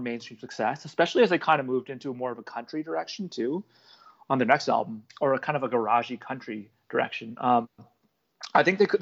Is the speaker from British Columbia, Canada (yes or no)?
no; Toronto, Ontario, Canada; also born or lived in Montreal / Halifax / Calgary; I lived in Montreal, lived in Halifax, I lived in Calgary, and, you know, I'm from Toronto